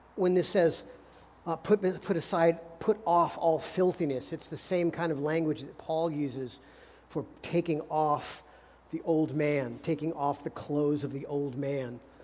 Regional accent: United States; as American Christians

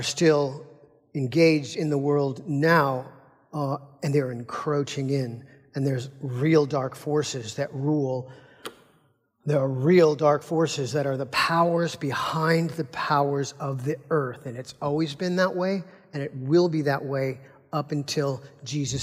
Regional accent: United States; as American Christians, we're Americans

